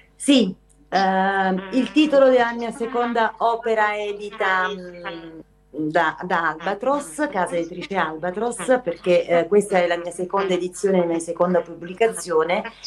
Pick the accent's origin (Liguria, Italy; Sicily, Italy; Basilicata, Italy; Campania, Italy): Campania, Italy; province of Salerno; mio paese d'origine in provincia di Salerno